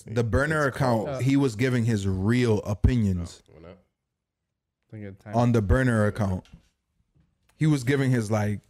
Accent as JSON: {"language": "English", "region": "Utah", "country": "United States", "tie": "born or raised there", "said": "Is my team. I'm from Utah, bro. Born and raised, right?"}